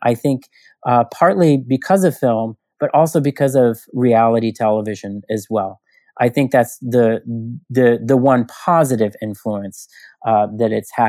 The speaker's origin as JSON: {"language": "English", "town": "Houston", "region": "Texas", "country": "United States", "tie": "born or raised there", "moved": "yes", "lives_now": "New York, United States", "said": "that was my portal into another universe growing up in Houston, Texas."}